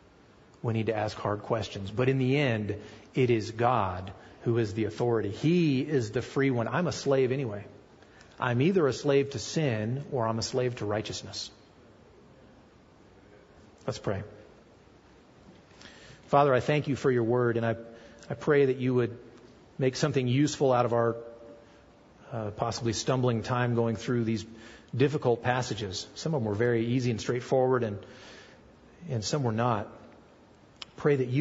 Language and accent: English; United States; I'm an American too.